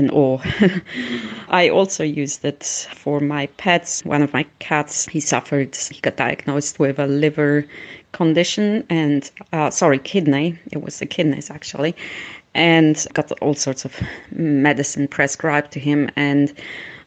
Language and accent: English; Switzerland; I grew up in Switzerland, where homeopathy is quite popular